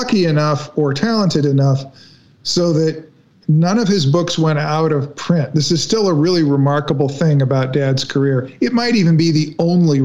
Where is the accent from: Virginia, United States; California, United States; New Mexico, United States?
California, United States; Los Angeles; my sister and I, you know, we grew up in Hollywood